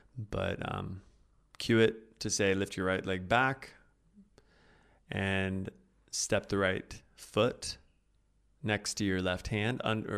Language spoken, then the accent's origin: English; Oklahoma, United States; I'm from Oklahoma